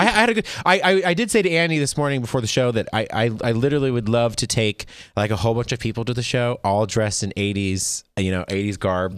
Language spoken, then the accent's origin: English; Las Vegas, Nevada, United States; I'm from Vegas